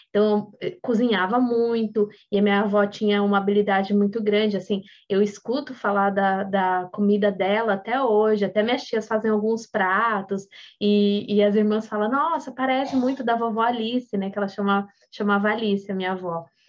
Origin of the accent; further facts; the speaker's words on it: Sorocaba, São Paulo, Brazil; moved away; also born or lived in São José do Rio Preto; eu nasci em São José do Rio Preto, interior de São Paulo é uma cidade grande, e a gente foi para Sorocaba.